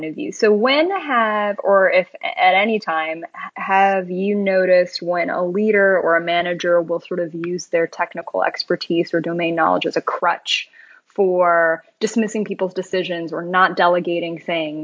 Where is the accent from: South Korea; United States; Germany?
South Korea; I'm Korean